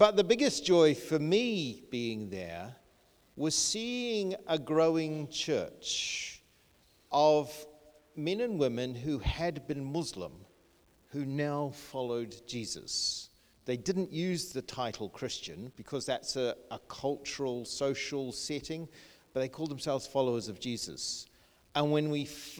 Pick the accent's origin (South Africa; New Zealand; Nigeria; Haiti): New Zealand; moved away as an adult; also born or lived in Bangladesh; now in United Kingdom; I grew up in New Zealand, very small, rural little school